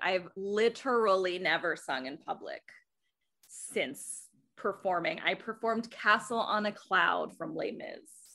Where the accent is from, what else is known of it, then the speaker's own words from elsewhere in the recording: Athens, Georgia, United States; also born or lived in Des Moines, Iowa; now in New York City, United States; I grew up in Athens, Georgia